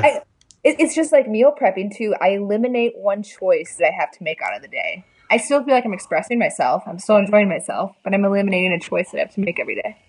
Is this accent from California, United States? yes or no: no; Des Moines, Iowa, United States; I'm from Des Moines